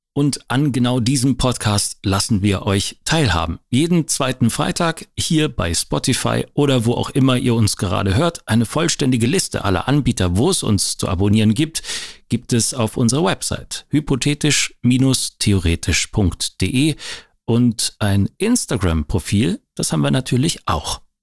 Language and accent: German; Leipzig, Saxony, Germany; Ging jedenfalls los beim Radio in Leipzig, meine Heimatstadt